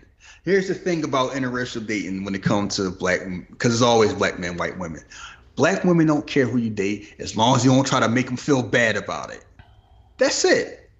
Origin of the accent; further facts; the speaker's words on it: New York, United States; Or I'll go to Brooklyn because my homie going to Brooklyn. I'm from New York.